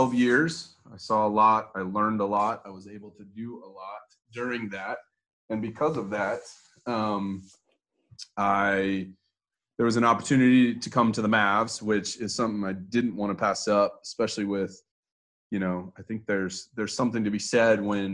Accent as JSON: {"language": "English", "town": "Houston", "region": "Texas", "country": "United States", "tie": "born or raised there", "also_born_or_lived": "Las Vegas", "moved": "as an adult", "said": "I was born and raised in Houston."}